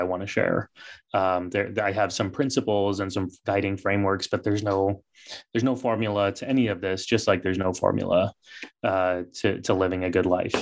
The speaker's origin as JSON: {"language": "English", "country": "United States", "tie": "born or raised there", "said": "growing up in this country, growing up in the West"}